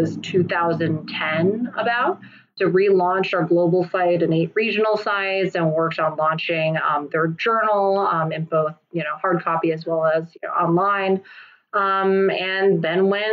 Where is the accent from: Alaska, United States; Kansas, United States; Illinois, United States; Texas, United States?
Kansas, United States; I'm first generation Taiwanese. So when my parents came over in the late 70s, I was born here. I was born in Kansas